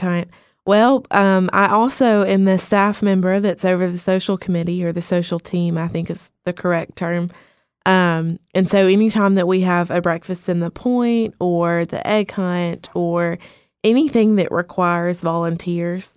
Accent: Cullman, Alabama, United States; also born or lived in Muscle Shoals, Alabama; I am from Coleman, Alabama.

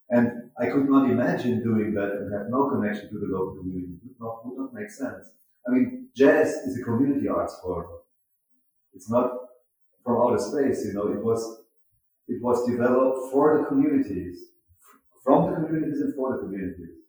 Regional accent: Mannheim, Baden-Württemberg, Germany; I'm from Mannheim

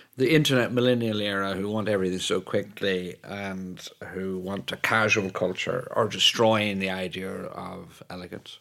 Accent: Ireland; moved away; also born or lived in Italy / New York / Paris / London; I speak as an Irishman who's lived in Italy

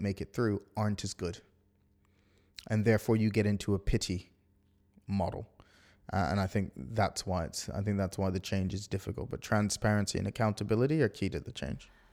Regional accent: Bermuda; now in United Kingdom; I'm not from the U K, I'm from Bermuda

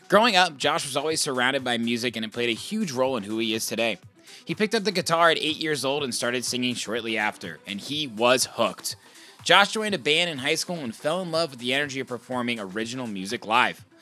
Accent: Indiana, United States; You know, I told you I was from Indiana.

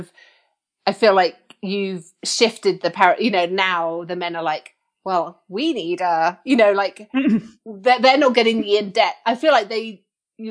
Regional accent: Suffolk, East of England, United Kingdom; also born or lived in Mexico; I grew up in the east of England in Suffolk

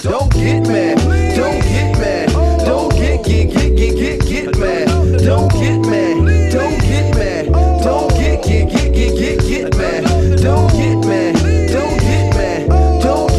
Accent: Brooklyn, New York, United States; Now I like to have nice things just like you, but I'm from Brooklyn.

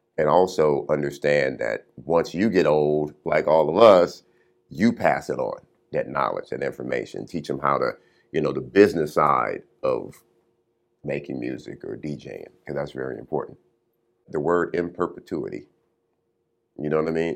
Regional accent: Compton, California, United States; growing up in Compton

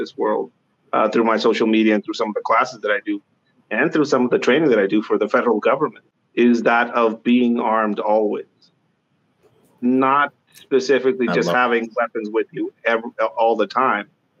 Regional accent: Tijuana, Baja California, Mexico; moved away as an adult; now in United States; I grew up tagging in Mexico, Tijuana specifically

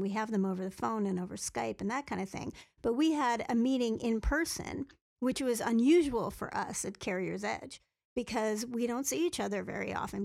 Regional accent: Canada; being a Canadian

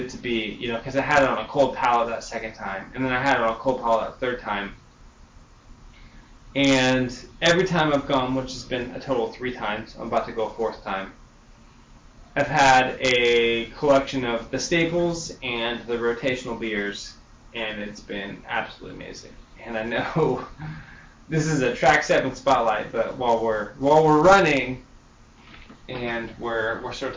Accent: Sacramento, California, United States; I'm from Sacramento

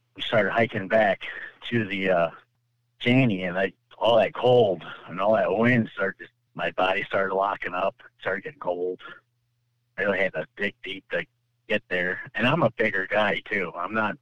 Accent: California, United States; now in Michigan, United States; I'm from California originally, moved to Michigan

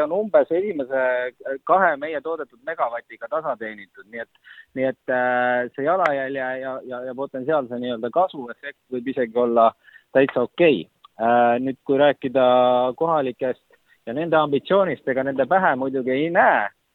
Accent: Estonia; ma olen Eestist

